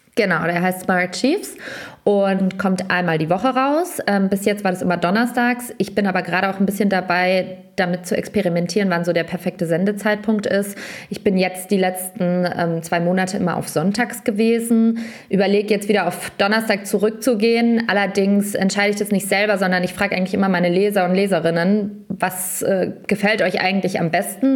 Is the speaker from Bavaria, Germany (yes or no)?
yes; Lower Franconia, Bavaria, Germany; unter Franken, wo ich herkomme